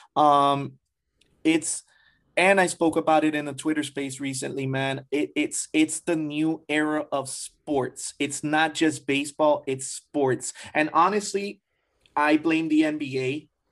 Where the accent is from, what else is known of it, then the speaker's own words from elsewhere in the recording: Hialeah, Florida, United States; I was raised in Hialeah